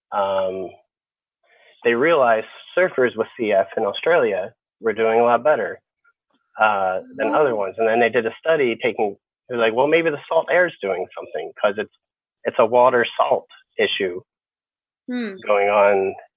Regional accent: Upper Darby, Pennsylvania, United States; moved away as an adult; also born or lived in Philadelphia, Pennsylvania; now in Southern California, United States; within our town, Upper Darby, Pennsylvania

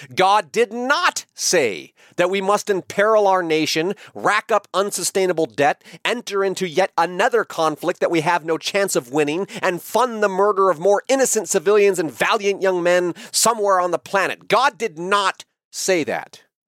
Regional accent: United States; I am an American patriot

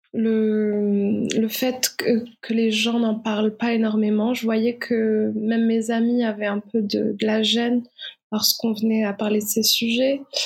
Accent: Morocco; moved away as an adult; réalisatrice marocaine. Donc, je je suis née, j'ai vécu au Maroc jusqu'à ma majorité

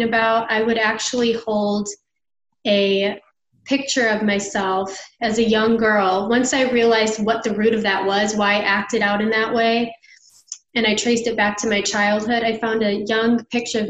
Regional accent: Chicago, Illinois, United States; moved away as an adult; now in Nashville, United States; I'm from Chicago and I just moved to Nashville this year

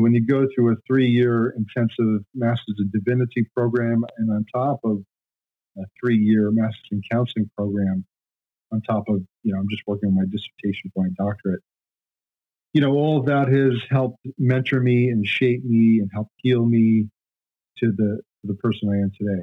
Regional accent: Long Island, New York, United States; also born or lived in Japan; born in New York, Long Island, New York

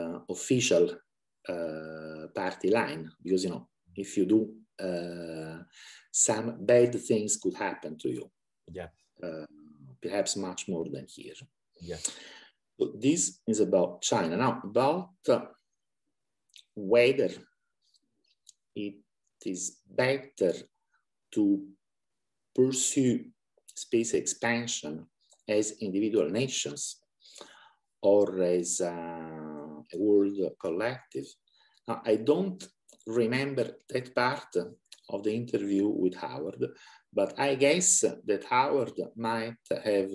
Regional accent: Italy; moved away as an adult; now in Budapest, Hungary; I was born in Italy, but I married a Hungarian, and we have been moving around a lot

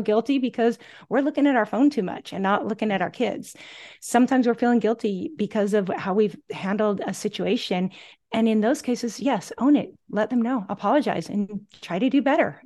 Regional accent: Gig Harbor, Washington, United States; moved away as an adult; now in Oahu, United States; I'm originally from the Pacific Northwest, My hometown is Gig Harbor, Washington

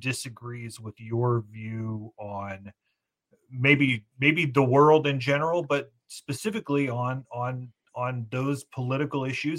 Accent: Crescent City, Illinois, United States; you're from Gibson City, I'm from Crescent City

